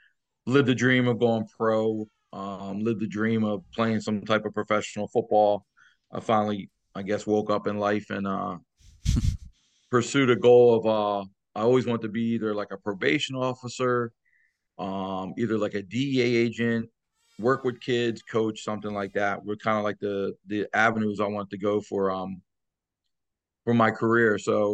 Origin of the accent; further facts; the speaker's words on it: Wilmington, Delaware, United States; now in Toms River, United States; I'm originally from Wilmington, Delaware.